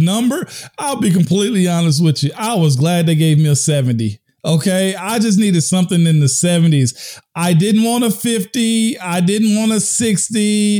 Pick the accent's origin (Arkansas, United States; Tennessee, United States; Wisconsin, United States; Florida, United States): Tennessee, United States; I'm from Tennessee.